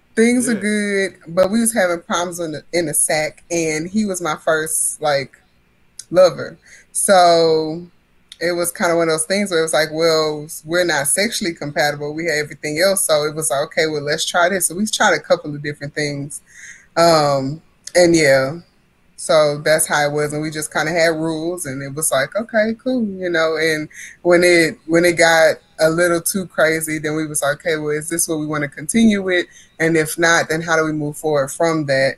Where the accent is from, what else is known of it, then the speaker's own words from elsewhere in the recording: Port Arthur, Texas, United States; now in Central Texas, United States; growing up in Hurricane Central